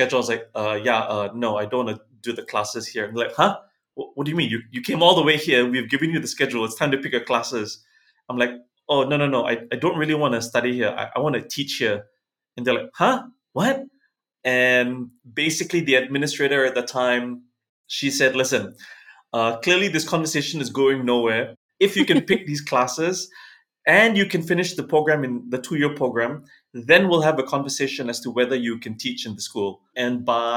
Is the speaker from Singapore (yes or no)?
yes; Singapore; moved away as an adult; also born or lived in Los Angeles, United States; Growing up in Singapore in the 80s and 90s